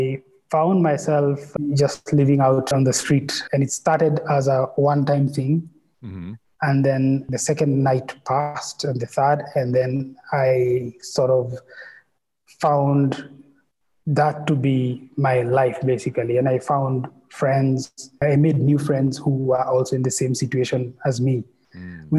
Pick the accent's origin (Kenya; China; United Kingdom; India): Kenya; Nairobi; born and raised in Nairobi, and all my life